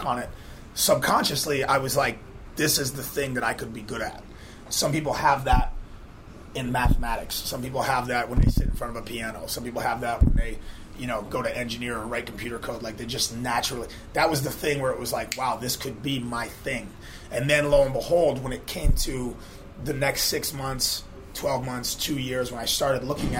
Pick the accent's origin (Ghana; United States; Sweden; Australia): United States; Western Massachusetts; now in Charleston, United States; I was 15 years old. I'm from Western Massachusetts